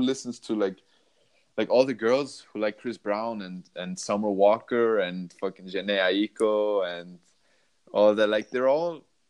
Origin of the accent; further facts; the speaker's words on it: Vienna, Austria; I'm from Vienna.